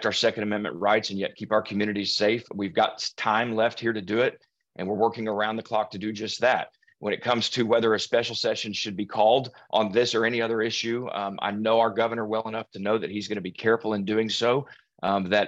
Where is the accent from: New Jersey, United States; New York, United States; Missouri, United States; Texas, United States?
Texas, United States; Allen; It's hit my hometown